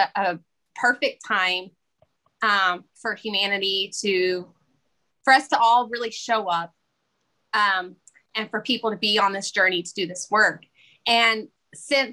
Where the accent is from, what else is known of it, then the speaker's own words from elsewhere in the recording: the Bible Belt, United States; I grew up in the Bible Belt